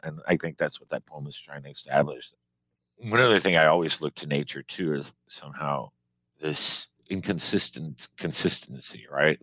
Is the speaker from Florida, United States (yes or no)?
yes; Miami, Florida, United States; moved away as an adult; now in Maine, United States; growing up in Miami, you know, Cuban